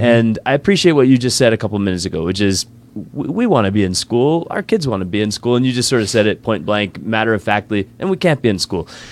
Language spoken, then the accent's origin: English; East Coast, United States; moved away; I grew up in the East Coast